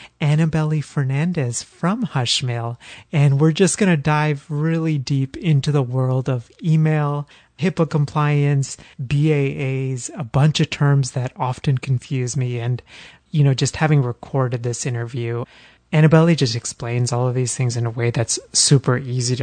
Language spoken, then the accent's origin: English; Texas, United States; now in Philadelphia, United States; Growing up in Texas and now living in Philly